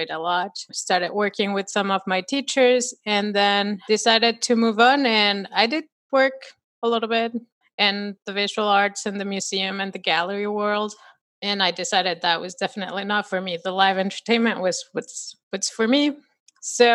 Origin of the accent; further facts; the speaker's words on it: Mexico; moved away as an adult; also born or lived in Dubai / United States; now in North Carolina, United States; I was born and raised in Mexico